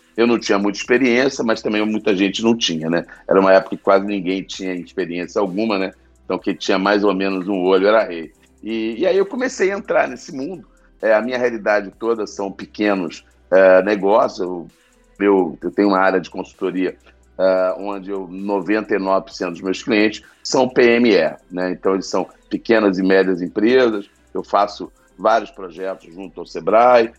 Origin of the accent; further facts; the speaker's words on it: Rio de Janeiro, Brazil; accent: carioca; eu sou carioca, é, deram para perceber pelo sotaque.